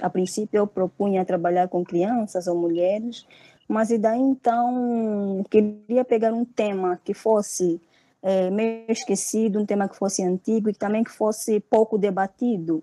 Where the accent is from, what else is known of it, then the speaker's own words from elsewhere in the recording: Angola; moved away as an adult; now in Brazil; eu vim de Angola por uma bolsa de estudo. Antes estudava na Universidade Agostinho Neto, que é uma universidade pública lá em Angola